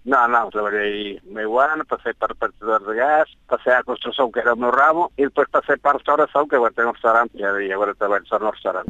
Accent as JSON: {"language": "Portuguese", "country": "Portugal", "moved": "yes", "lives_now": "Andorra", "said": "nós somos portugueses"}